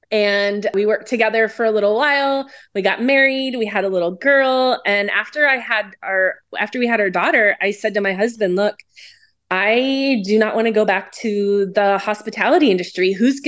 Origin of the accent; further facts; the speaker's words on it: Pittsburgh, Pennsylvania, United States; also born or lived in Cleveland, Ohio; now in Scottsdale, United States; I grew up in Pittsburgh and then we moved to Cleveland. My dad was in the steel industry and so he retired in Arizona. And I ended up following my parents out here in the early 2000s